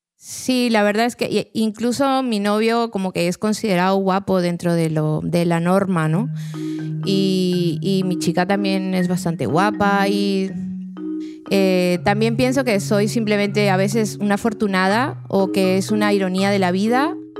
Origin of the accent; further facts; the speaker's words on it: Peru; soy peruana, soy escritora